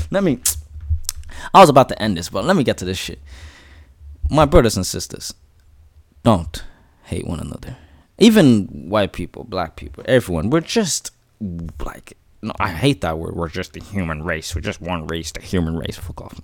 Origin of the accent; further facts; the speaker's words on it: Ireland; But I'm Irish too. I'm born here. I'm raised here. I'm Irish